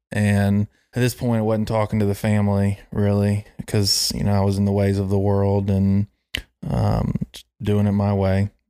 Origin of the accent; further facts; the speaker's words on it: Charlotte, North Carolina, United States; growing up in Myers Park, South Charlotte